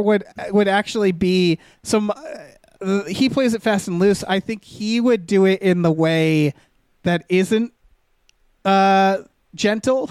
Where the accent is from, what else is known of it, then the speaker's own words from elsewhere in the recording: Western Massachusetts, United States; I'm from Western Mass where H's are ignored in at least the town names